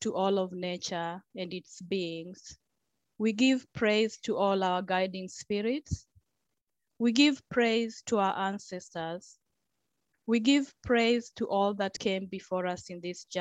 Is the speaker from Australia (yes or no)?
no; Kenya; now in New Zealand; being Kenyan